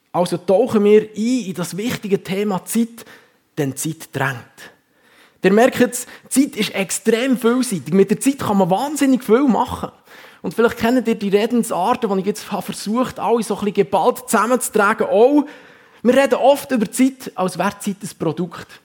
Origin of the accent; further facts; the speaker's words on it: Huttwil, Bern, Switzerland; now in Wallisellen, Switzerland; ich bin in Huttwil aufgewachsen, wohne im Moment mit meiner Familie in Wallisellen, arbeite seit knapp fünf Jahren in der FG Kloten als Pastor.